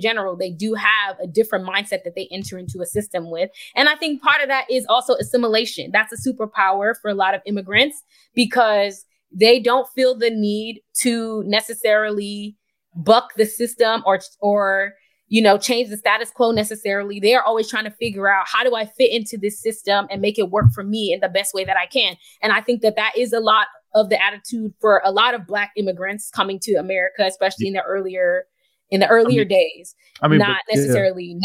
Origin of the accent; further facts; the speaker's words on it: Nigeria; I'm Nigerian